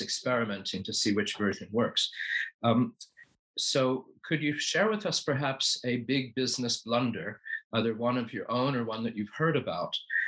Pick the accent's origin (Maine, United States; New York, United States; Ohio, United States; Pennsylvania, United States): Pennsylvania, United States; Philadelphia; I grew up in Philadelphia, but my parents moved us to a small town about 40 miles outside of Philadelphia when I was in 11th grade